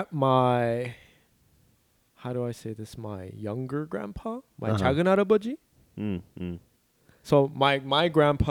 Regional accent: Buena Park, California, United States; English is a second language; also born or lived in Busan, South Korea / Ulsan, South Korea / Garden Grove, California; growing up in Buena Park

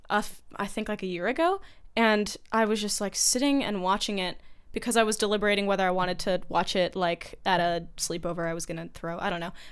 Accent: Monterey, California, United States; born or raised there

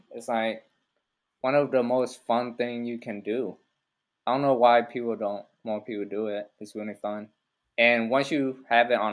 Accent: Austin, Texas, United States; also born or lived in Vietnam / San Francisco; after when I first got to America, we was we was in uh, San Francisco for a little bit, where they drop all the Asians off. Yeah. And then we kind of drove to Austin. We had some relative here.

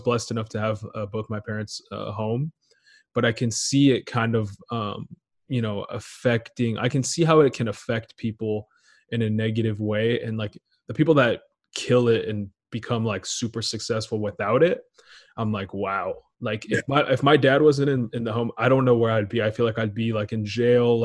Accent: Portland, United States; also born or lived in Israel; I was born in Israel. And then when I was seven, I moved to like Portland, but I stayed out there for a while.

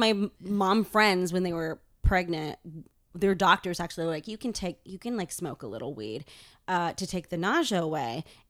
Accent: Boston, Massachusetts, United States; I was born in Boston

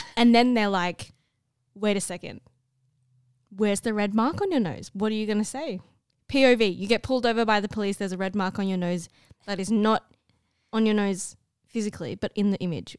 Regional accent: Australia; I'm Australian

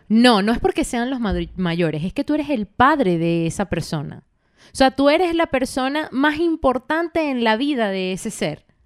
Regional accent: Valencia, Carabobo, Venezuela; moved away as an adult; also born or lived in Caracas, Venezuela; cuando yo me fui de mi casa, de, en Venezuela, en Valencia, yo me fui a, Madrid, a Caracas.

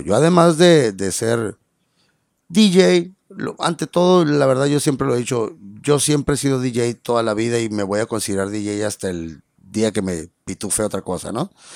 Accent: Ciudad Obregón, Sonora, Mexico; now in Mexicali, Mexico; yo no soy de Mexicali, yo soy de, Ciudad Obregón, en Sonora, y orgulloso de serlo además. Y, y, entonces cuando yo llegué aquí a Mexicali

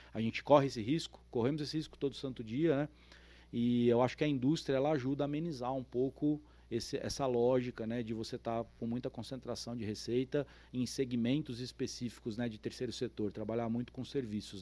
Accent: São Paulo, Brazil; moved away as an adult; also born or lived in São Carlos; now in São José do Rio Preto, Brazil; Eu sou paulistano, nasci em São Paulo, é, me mudei para estudar no interior de São Paulo, em São Carlos

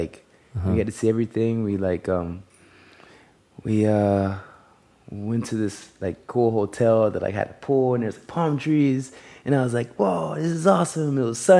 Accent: North Carolina, United States; moved away as an adult; now in Los Angeles, United States; I was born in North Carolina, and my mom is actually from California, and I have family over here.

